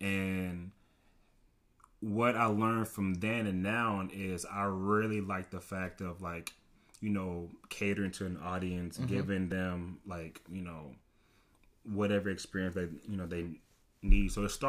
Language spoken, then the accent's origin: English; Nigeria; People know me, based on like my background as me being Nigerian.